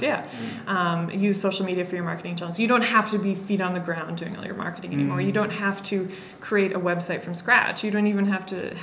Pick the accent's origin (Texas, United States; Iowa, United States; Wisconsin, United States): Wisconsin, United States; moved away as an adult; also born or lived in San Francisco / Boston; now in Kenya; I did an undergraduate, 4-year undergraduate degree in my home state of Wisconsin